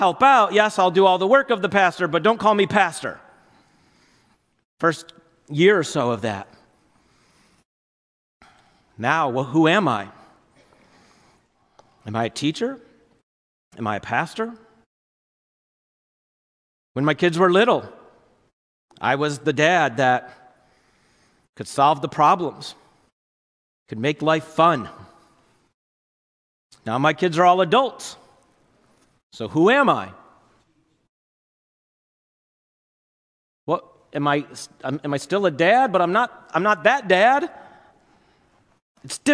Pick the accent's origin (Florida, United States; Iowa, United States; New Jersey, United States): New Jersey, United States; I grew up in North Jersey